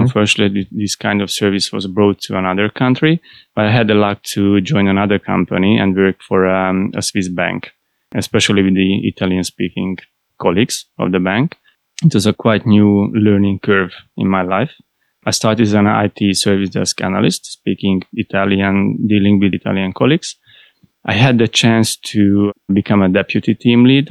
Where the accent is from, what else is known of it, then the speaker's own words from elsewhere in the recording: Budapest, Hungary; I was born in Budapest, and I started there in Budapest.